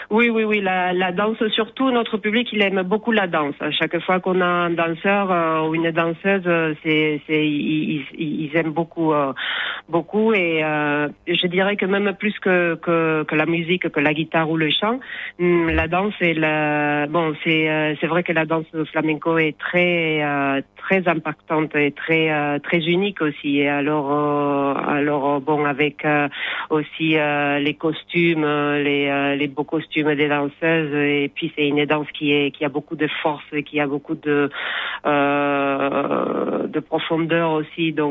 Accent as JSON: {"language": "French", "region": "Asturias", "country": "Spain", "said": "moi, par exemple, je viens du nord de l'Espagne, des Asturies. Donc, pour moi, le flamenco, c'est c'est un peu loin de ma de ma mes racines, de ma culture du nord."}